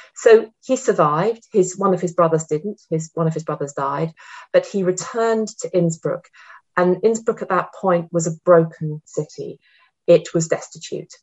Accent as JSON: {"language": "English", "country": "United Kingdom", "said": "I'm ostensibly British, but I also have an Austrian passport nowadays"}